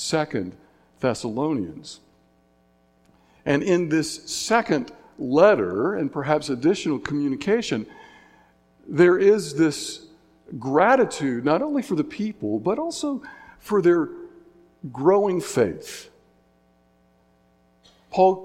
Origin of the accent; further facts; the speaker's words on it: Signal Mountain, Tennessee, United States; my hometown, Signal Mountain, Tennessee